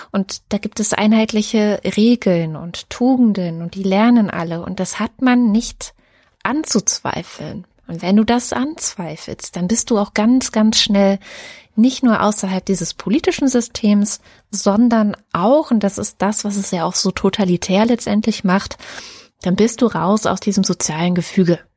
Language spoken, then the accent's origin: German; Germany; zu die ersten sieben Jahre meiner Kindheit fanden ja in der DDR statt und es ist ja trotz allem mehr oder weniger eine Diktatur gewesen